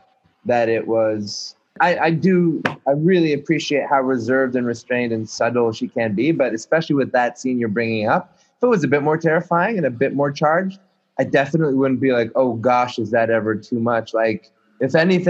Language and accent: English; Montreal, Quebec, Canada; I'm a fucking Jew born in Montreal